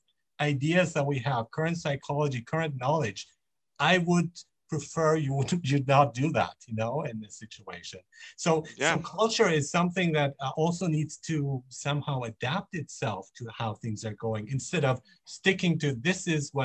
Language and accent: English; Germany; also born or lived in Iran; now in Vancouver, Canada; I was born in Iran, but I grew up in Germany. I live in Canada, in Vancouver